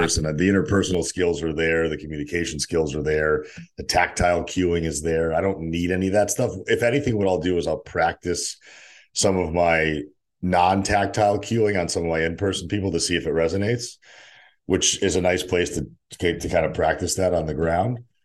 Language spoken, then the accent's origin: English; Cheshire, Connecticut, United States; moved away as an adult; also born or lived in Saint Petersburg, Russia / New Haven, Connecticut / Stamford, Connecticut; now in San Diego, United States; Cheshire, where I grew up, and then moved back down